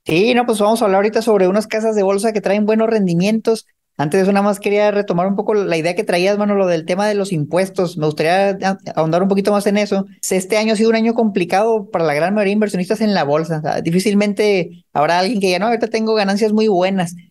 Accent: Mexico; moved away as an adult; also born or lived in United States; cuando yo me mudé de Estados Unidos de vuelta a México

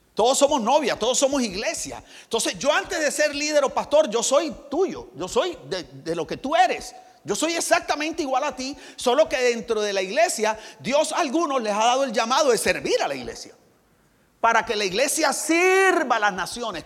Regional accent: Barranquilla, Atlántico, Colombia; moved away; also born or lived in United States; soy de Barranquilla, Colombia

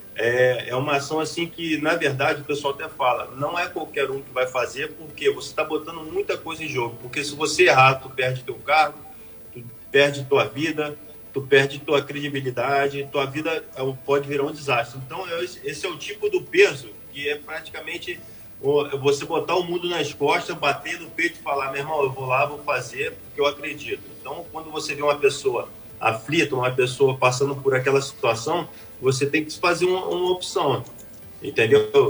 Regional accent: Angra dos Reis, Rio de Janeiro, Brazil; sou morador da cidade, sou prata da cidade, nascido e criado em Angra do Reis

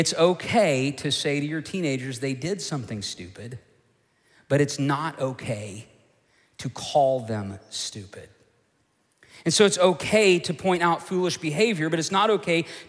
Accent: Oklahoma, United States; the church I grew up in Oklahoma

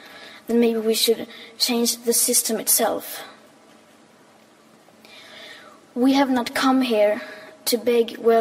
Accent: Sweden; I am 15 years old and I'm from Sweden.

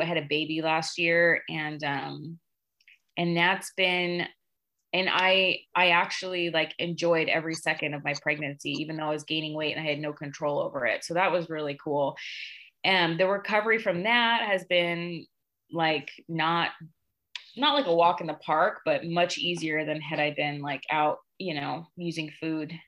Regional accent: Sacramento, California, United States; moved away as an adult; now in Tucson, United States; I'm from Northern California, actually. I'm from Sacramento.

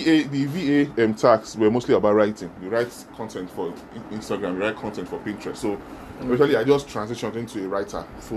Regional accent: Nigeria; because as a Nigerian, you are already at a disadvantage, because we're one of the most corrupt countries in the world

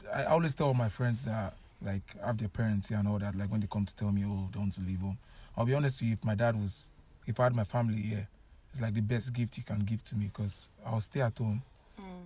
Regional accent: Nigeria; moved away as an adult; I came all the way from Nigeria.

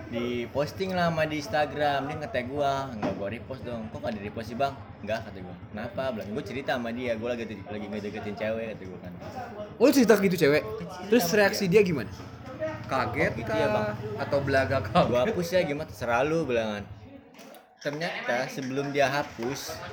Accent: Bogor, West Java, Indonesia; akhirnya gue buktiin ya kan dan jauh-jauh ini gue dari Bogor kita kompetisi akhirnya gue masuk 16 besar

